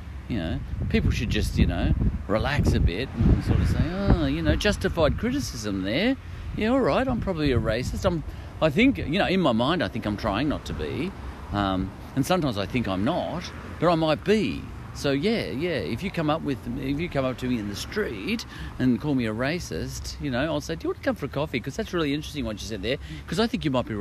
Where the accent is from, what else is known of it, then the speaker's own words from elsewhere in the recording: Australia; I'm an Aussie.